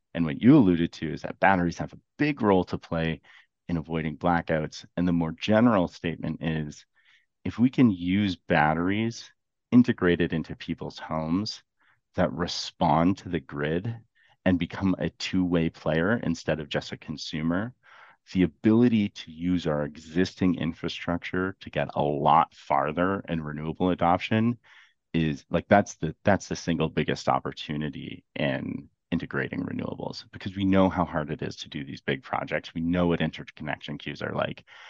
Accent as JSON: {"language": "English", "region": "Ontario", "country": "Canada", "said": "I'm from Ontario"}